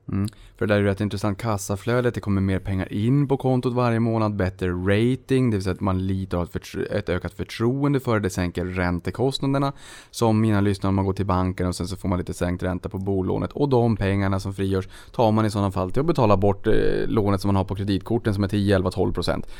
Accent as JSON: {"language": "Swedish", "town": "Boden", "region": "Norrbotten County", "country": "Sweden", "moved": "yes", "said": "i Boden där jag kommer ifrån."}